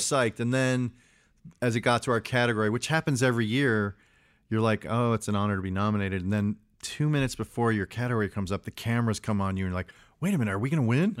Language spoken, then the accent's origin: English; Chicago, Illinois, United States; I grew up in Chicago